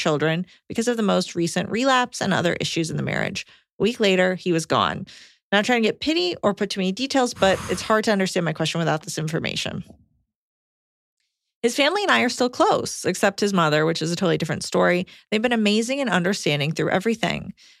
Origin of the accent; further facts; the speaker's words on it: Montana, United States; also born or lived in Colorado; moved back to my home state in Montana after living in Colorado for the first few years of dating and marriage